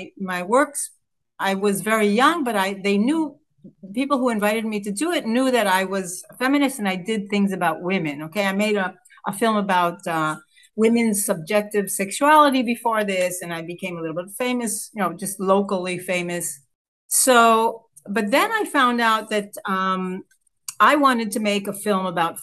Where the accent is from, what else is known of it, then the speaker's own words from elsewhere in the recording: Israel; here I am coming from Israel